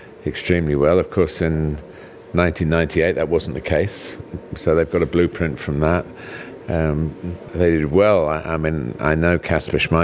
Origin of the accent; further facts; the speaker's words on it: England, United Kingdom; I'm English